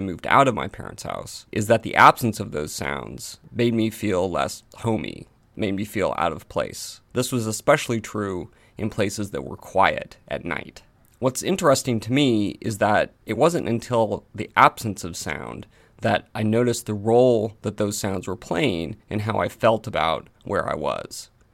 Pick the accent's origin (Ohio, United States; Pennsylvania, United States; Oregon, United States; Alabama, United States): Oregon, United States; Portland; when I was growing up in Portland, Oregon, in the United States